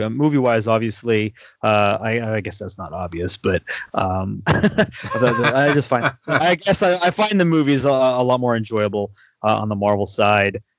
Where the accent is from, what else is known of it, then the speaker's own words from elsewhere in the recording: California, United States; I'm from California